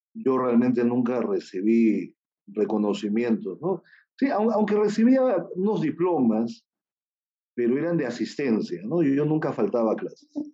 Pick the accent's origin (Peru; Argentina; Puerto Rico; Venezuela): Peru; yo soy peruano, nací aquí en Perú